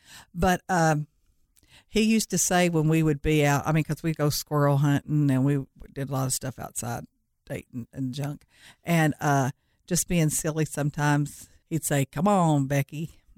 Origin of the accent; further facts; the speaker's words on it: Leitchfield, Kentucky, United States; I'm from Litchfield, Kentucky.